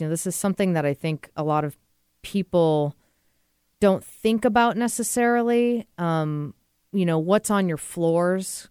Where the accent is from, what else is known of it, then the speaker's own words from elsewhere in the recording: New England, United States; moved away; I'm from New England